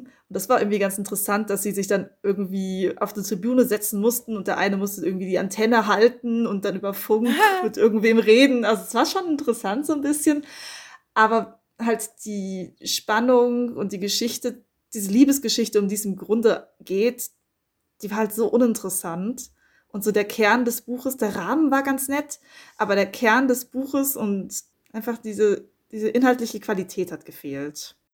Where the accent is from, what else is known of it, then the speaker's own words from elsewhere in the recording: Frankfurt, Hesse, Germany; ich komme ja aus Frankfurt